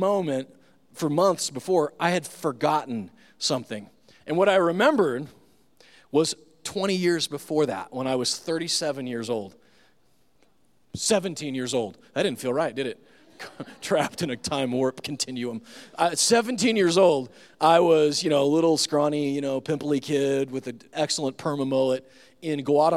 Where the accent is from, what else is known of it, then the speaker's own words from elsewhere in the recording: Nebraska, United States; I'm from Nebraska